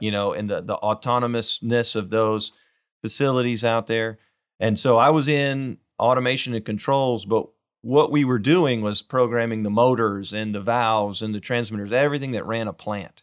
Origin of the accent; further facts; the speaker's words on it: Weimar, Texas, United States; now in Houston, United States; I'm from a little town, uh, Weimar, just an, a, about an hour west of here